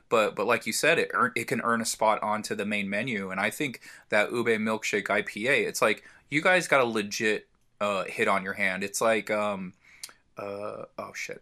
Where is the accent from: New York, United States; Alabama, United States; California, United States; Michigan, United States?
California, United States; San Diego; I'm from San Diego